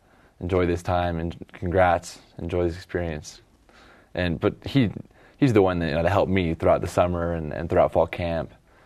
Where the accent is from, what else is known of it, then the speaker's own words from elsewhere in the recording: Eagle, Idaho, United States; now in Provo, United States; my hometown team